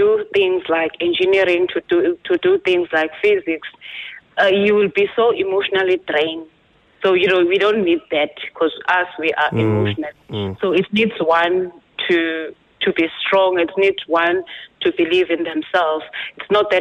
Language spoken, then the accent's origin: English; Nongoma, KwaZulu-Natal, South Africa; I'm from KwaZulu-Natal in a small town called Nongoma. It's in Zululand.